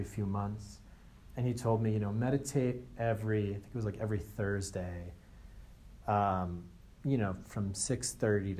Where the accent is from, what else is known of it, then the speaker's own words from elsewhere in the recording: Andover, United States; I'm actually from Andover, which is where Circles of Wisdom is from. So I was Andover's first monk, first Buddhist monk from Andover.